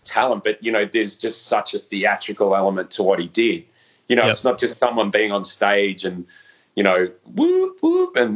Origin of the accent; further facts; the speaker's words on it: Melbourne, Victoria, Australia; growing up in Melbourne and in the scene